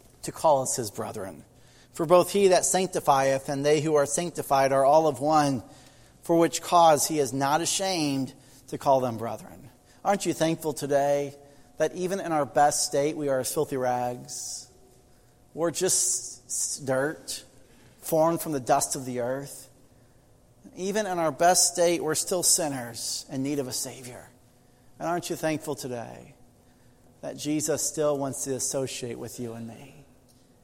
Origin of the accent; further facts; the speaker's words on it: United States; I grew up in Amish country, and no, I'm not Amish